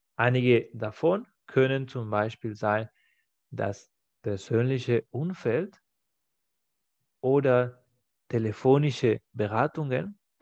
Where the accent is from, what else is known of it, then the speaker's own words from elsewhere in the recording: Spain; German is a second language; now in Germany; in meinem Heimatland Spanien